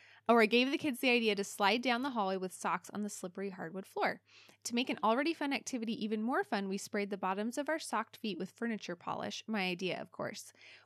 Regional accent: Alaska, United States; We grew up in Alaska

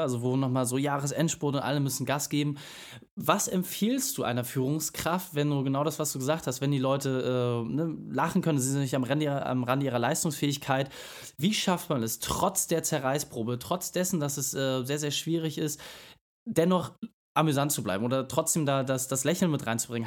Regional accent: Hamburg, Germany; bei uns in Hamburg

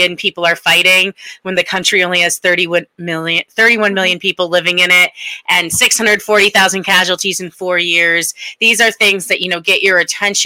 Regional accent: Connecticut, United States; also born or lived in Washington, District of Columbia, United States; So I grew up here on the East Coast. I'm from Connecticut

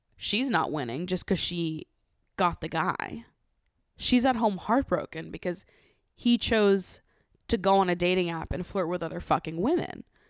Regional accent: Massachusetts, United States; now in New York, United States; I live in New York, I grew up in Massachusetts

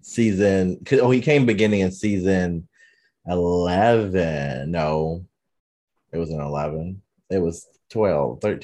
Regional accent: North Carolina, United States; moved away; being a Black male from the South

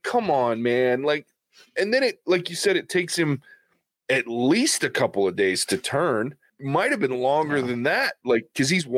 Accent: the South, United States; I am from the South

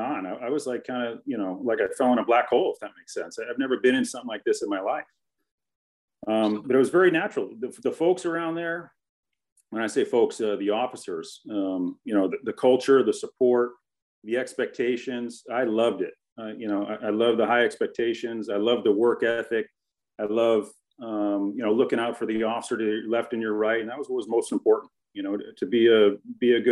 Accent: Connecticut, United States; moved away; also born or lived in Los Angeles; I grew up in Connecticut

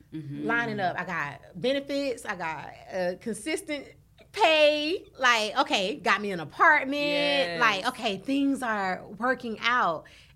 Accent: the South, United States; I'm from the South, so that's all I know.

